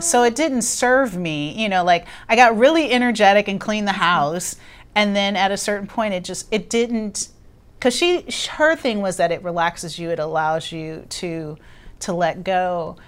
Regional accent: Los Angeles, California, United States; I grew up in Los Angeles

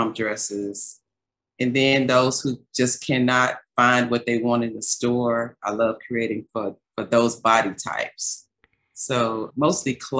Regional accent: Dallas, Texas, United States; I grew up in South Oak Cliff.

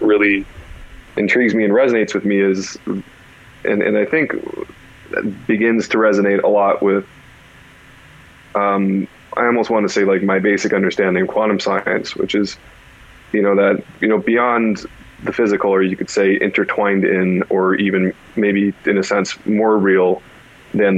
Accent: California, United States; Growing up in California was like, all right, there's a bunch of somewhat kooky people

